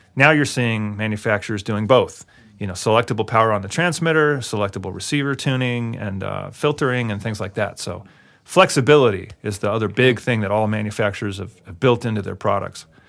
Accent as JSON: {"language": "English", "town": "Albuquerque", "region": "New Mexico", "country": "United States", "tie": "born or raised there", "moved": "as an adult", "said": "I'm from Albuquerque"}